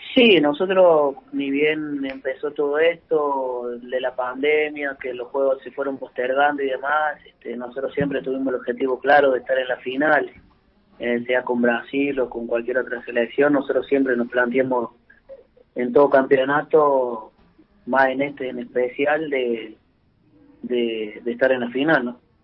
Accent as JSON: {"language": "Spanish", "region": "Córdoba", "country": "Argentina", "also_born_or_lived": "Buenos Aires, Argentina", "moved": "as an adult", "lives_now": "Santa Fe, Argentina", "said": "yo soy cordobés"}